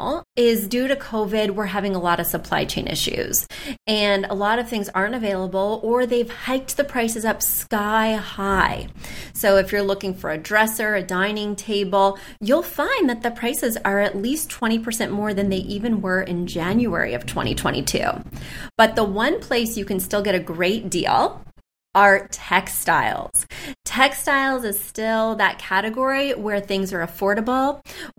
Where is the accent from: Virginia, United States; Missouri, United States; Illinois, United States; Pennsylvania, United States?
Missouri, United States; accent: Southern twang; also born or lived in near New York City; now in New York City area, United States; even though I live right outside New York City now, I'm from Missouri. So there will be moments of a Southern twang